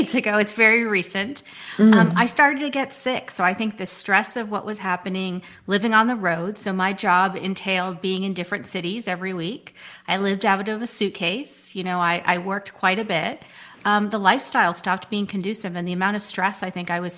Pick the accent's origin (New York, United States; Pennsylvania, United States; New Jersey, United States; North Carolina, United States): New Jersey, United States; Whitehouse Station; also born or lived in Ohio; I grew up in White House Station, New Jersey. That is a small town.